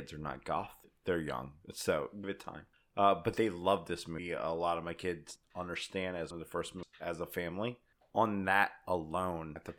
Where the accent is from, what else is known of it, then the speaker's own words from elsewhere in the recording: Hahnville, Louisiana, United States; I'm Hanville.